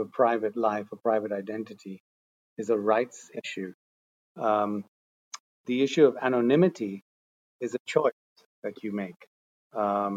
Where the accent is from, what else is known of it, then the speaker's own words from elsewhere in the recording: Netherlands; moved away as an adult; also born or lived in India / Asia; I was born in India, but I moved to the Netherlands when I was five. So I'm actually Dutch. Spent most of my life in Holland. Grew up in the Netherlands